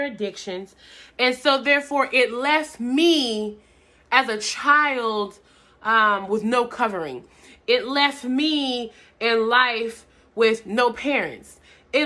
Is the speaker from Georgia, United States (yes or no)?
yes; Atlanta, Georgia, United States; I'm from Atlanta, Georgia